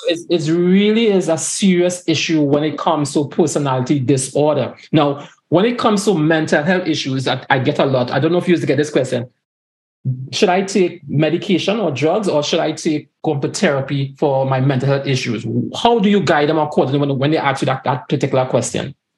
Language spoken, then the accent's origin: English; Tobago, Trinidad & Tobago; growing up in Tobago too